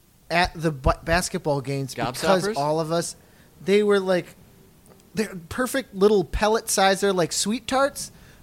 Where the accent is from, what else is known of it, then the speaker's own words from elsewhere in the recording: Midwest, United States; we are from the Midwest